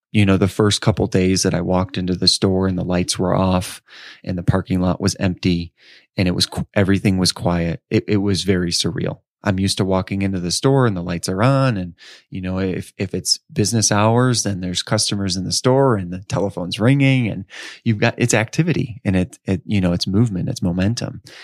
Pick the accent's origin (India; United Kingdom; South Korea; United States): United States; Edwardsville, Illinois; also born or lived in Chicago suburbs, Illinois; I'm from Edwardsville, Illinois. Um, so I, actually, I spent, uh, nine years, uh, in the suburbs of Chicago, and then, um, I spent the next nine years in suburbs of Saint Louis.